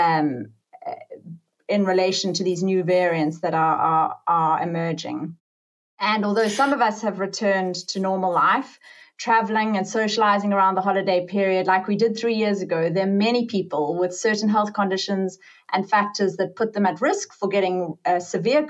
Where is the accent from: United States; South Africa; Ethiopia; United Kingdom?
South Africa; I'm from South Africa. I qualified doing my medical degree in South Africa